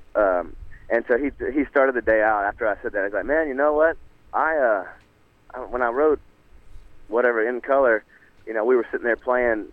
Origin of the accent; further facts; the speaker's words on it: Nashville, Tennessee, United States; growing up in Nashville, man, the, that love of a country twist on a on a line and a story